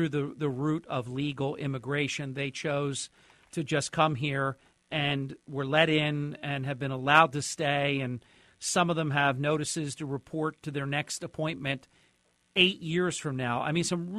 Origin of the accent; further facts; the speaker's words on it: Atlantic City, New Jersey, United States; I come from the Atlantic City area